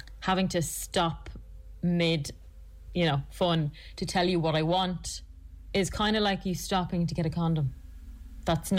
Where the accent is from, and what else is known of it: Ireland